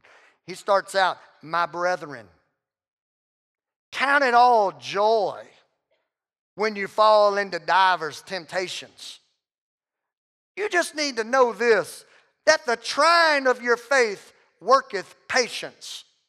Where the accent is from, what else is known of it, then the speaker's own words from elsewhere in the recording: the South, United States; And man, I come from the South where, you know, when a loved one dies, you know, you go to a viewing service.